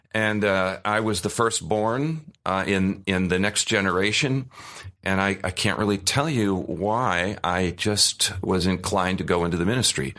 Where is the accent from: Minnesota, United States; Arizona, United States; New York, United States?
Arizona, United States; also born or lived in Cleveland, Ohio; When I was seven, we came out here, and we had no air conditioning